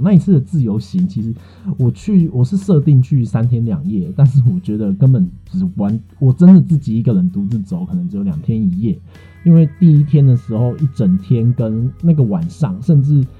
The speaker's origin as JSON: {"language": "Chinese", "region": "Tainan", "country": "Taiwan", "tie": "born or raised there", "also_born_or_lived": "Kaohsiung", "said": "我的家乡台南"}